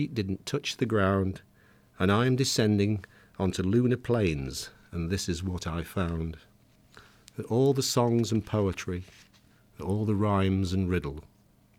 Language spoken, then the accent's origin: English; Yorkshire and the Humber, United Kingdom; in the 1950s when I was growing up in Yorkshire